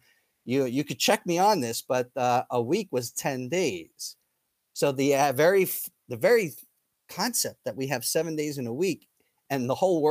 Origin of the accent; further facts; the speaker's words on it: Israel; And I'm from that nation. I'm from Israel.